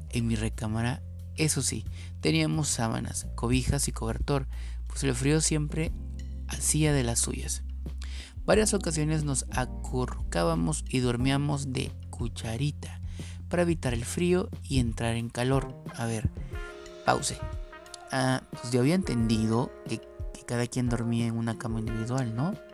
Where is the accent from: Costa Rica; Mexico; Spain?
Mexico; Mexico City; una gran experiencia que tuve en mi época de estudiante normalista en la Ciudad de México, de donde soy originario.